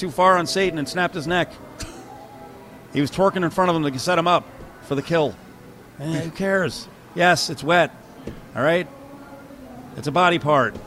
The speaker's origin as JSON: {"language": "English", "region": "New Jersey", "country": "United States", "tie": "born or raised there", "said": "my home state"}